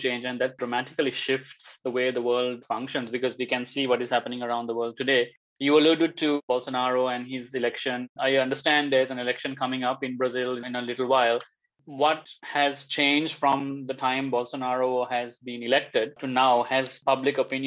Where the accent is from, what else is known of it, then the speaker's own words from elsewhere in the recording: Sri Lanka; my home country of Sri Lanka